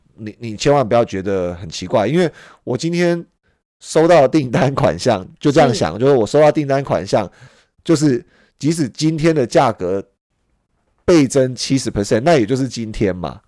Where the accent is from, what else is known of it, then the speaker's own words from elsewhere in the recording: Taiwan; 我们生在台湾